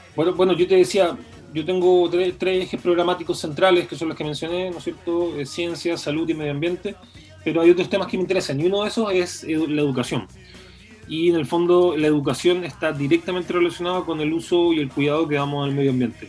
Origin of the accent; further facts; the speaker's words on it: Chile; las personas que, habitamos este territorio